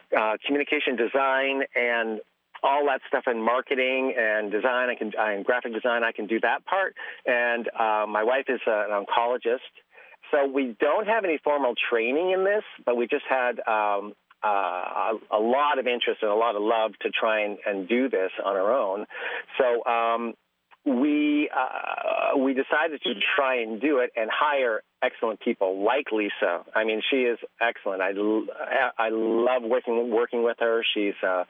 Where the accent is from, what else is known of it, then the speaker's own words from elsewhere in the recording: just outside of Toronto, Ontario, Canada; now in Willcox, United States; grew up in Canada, just outside of Toronto